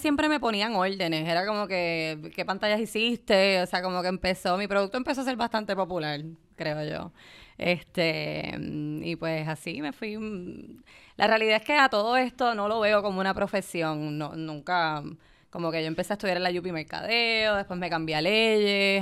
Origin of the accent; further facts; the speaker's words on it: Puerto Rico; moved away as an adult; yo vengo de Puerto Rico